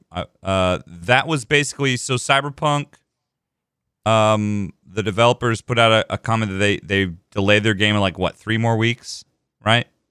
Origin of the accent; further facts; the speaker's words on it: Texas, United States; I was born in Texas